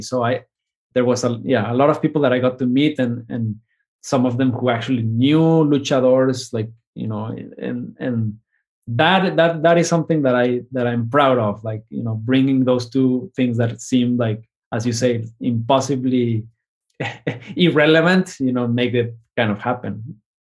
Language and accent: English; Mexico; now in United States; my new identity, I think, as Mexican American